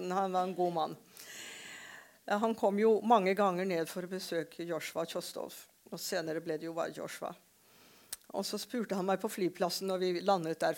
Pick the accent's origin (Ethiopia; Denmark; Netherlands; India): India; Shillong, Meghalaya; now in Norway; For jeg ble født og vokste opp i India.